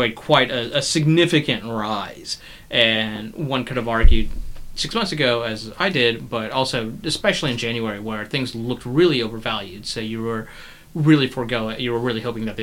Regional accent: North Carolina, United States; I'm from North Carolina

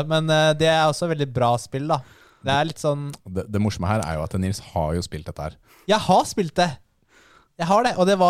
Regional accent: Norway; Vi er, vi er nordmenn, da. Vi er nordmenn.

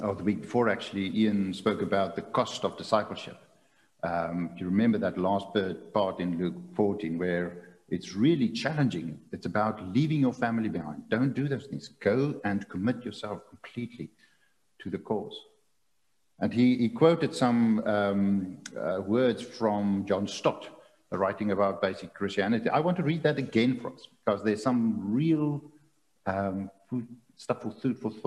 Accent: South Africa; as a South African

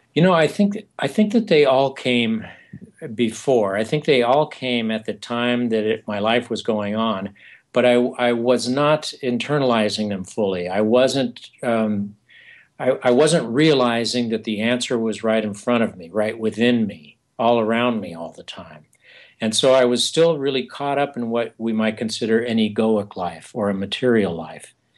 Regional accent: eastern San Diego County, California, United States; moved away; also born or lived in New York City / Arizona; I come from the Southwest originally, from eastern San Diego uh, County

